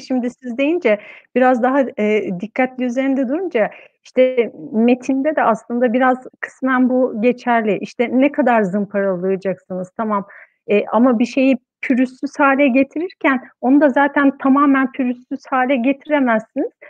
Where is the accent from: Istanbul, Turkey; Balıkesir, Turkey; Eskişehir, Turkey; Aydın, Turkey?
Istanbul, Turkey; moved away as an adult; also born or lived in Ankara; İstanbul'da doğdum, büyüdüm